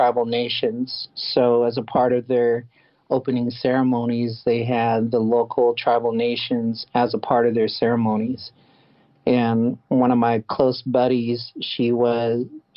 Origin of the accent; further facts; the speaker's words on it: Tulsa, Oklahoma, United States; my hometown